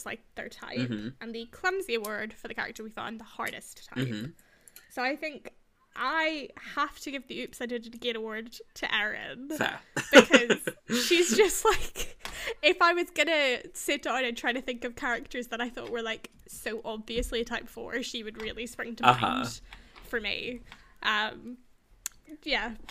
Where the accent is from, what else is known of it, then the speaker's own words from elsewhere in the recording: Belfast, Northern Ireland, United Kingdom; Even though I, like, didn't specifically grow up in Derry, I grew up in Belfast.